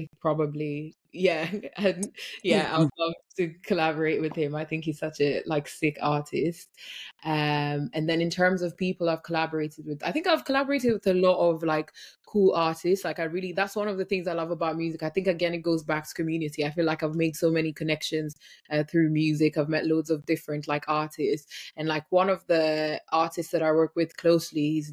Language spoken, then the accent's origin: English; Kenya; I grew up in Kenya